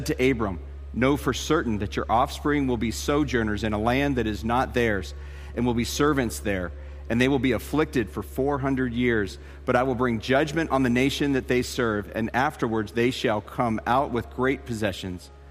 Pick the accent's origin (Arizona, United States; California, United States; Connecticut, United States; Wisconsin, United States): Arizona, United States; Tucson; moved away as an adult; also born or lived in Colorado Springs, Colorado / Dallas, Texas / Denver, Colorado; I grew up in Tucson, Arizona, and I moved from there. I went to high school there, and then I went to college there